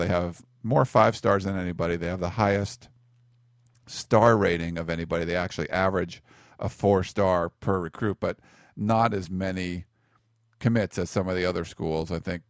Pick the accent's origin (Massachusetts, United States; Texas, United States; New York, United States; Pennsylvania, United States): Pennsylvania, United States; the Pennsylvania area, United States; moved away; when I grew up in the Pennsylvania area